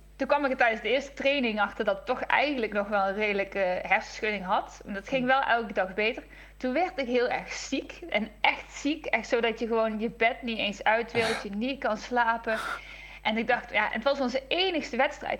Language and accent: Dutch; Netherlands; als Nederlanders